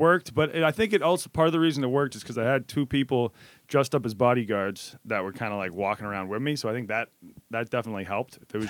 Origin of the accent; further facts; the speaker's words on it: Massachusetts, United States; also born or lived in Shanghai, China; now in New York, United States; Yeah, I'm from Massachusetts. And yeah, I guess I'm mainly in New York this time, but I've been doing a couple weeks up in Mass as well.